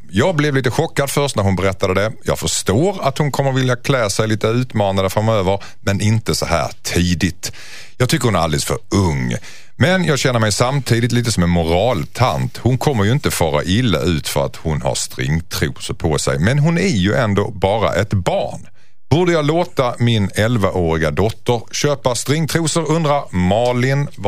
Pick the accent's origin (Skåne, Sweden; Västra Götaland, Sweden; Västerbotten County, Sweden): Skåne, Sweden; Du mobbade mig för att jag var skåning, jag måste ge igen.